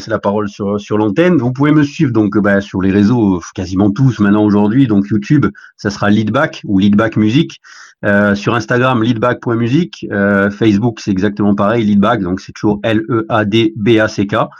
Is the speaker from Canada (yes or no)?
no; Corsica, France; chez moi en Corse.